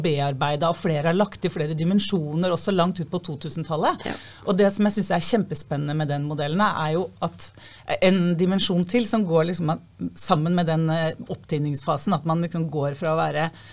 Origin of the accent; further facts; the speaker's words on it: Fredrikstad, Østfold, Norway; Jeg kommer fra Kråkerøy eh, i Fredrikstad